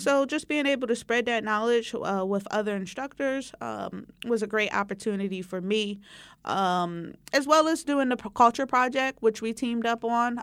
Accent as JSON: {"language": "English", "town": "Philadelphia", "region": "Pennsylvania", "country": "United States", "tie": "born or raised there", "also_born_or_lived": "Poughkeepsie, New York / California", "said": "I grew up in the West Philadelphia area"}